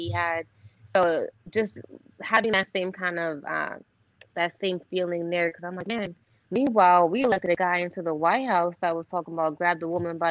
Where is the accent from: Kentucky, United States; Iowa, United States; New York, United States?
New York, United States; also born or lived in Orlando, Florida; I'm Puerto Rican from New York.